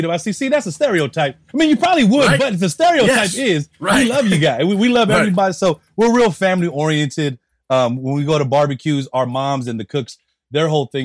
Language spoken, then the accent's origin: English; United States; also born or lived in Bay Area; I was raised in the States